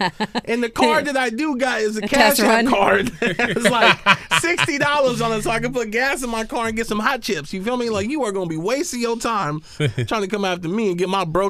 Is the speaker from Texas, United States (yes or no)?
no; Oakland, California, United States; Yeah, and I grew up in the town. I grew up in the East.